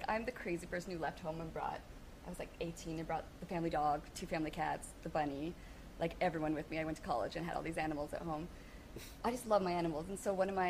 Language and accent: English; Vancouver, British Columbia, Canada; moved away as an adult; also born or lived in New York / Victoria / Sunshine Coast; now in Toronto, Canada; I'm from Vancouver